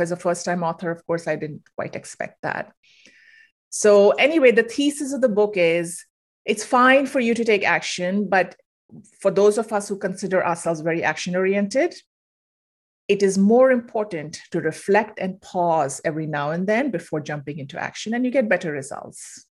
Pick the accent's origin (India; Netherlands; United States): India; moved away as an adult; I'm originally from India, moved here for grad school, stayed on